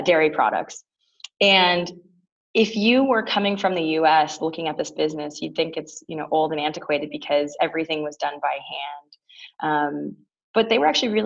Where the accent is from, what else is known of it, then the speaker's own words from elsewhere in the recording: Toronto, Ontario, Canada; moved away as an adult; now in United States; I grew up in Toronto. So I am a proud born and raised Torontonian and proud Canadian